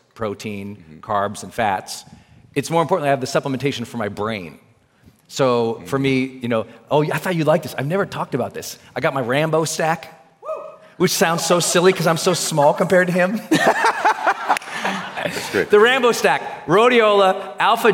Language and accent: English; Montana, United States; I'm from Montana, so there's food everywhere